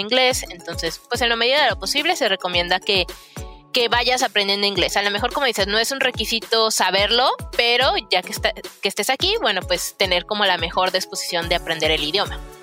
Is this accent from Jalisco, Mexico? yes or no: yes; Guadalajara, Jalisco, Mexico; moved away as an adult; now in Canada; yo soy de Guadalajara